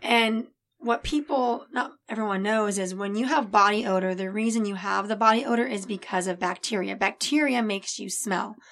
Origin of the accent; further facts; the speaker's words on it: El Segundo, California, United States; also born or lived in Florida; I was born in Florida, but I was raised right here in El Segundo